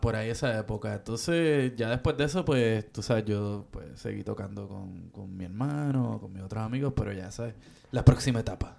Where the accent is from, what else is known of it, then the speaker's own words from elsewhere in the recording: Caguas, Puerto Rico; moved away; yo en mi pueblo de Cagua